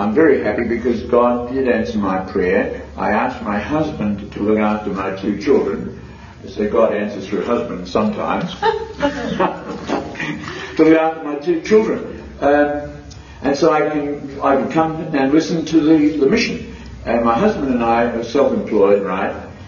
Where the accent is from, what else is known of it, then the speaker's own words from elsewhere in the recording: Cambodia; moved away; I came from Cambodia, that tells a bit of a story. I converted from Buddhist to Roman Catholic 3 years ago with my two children.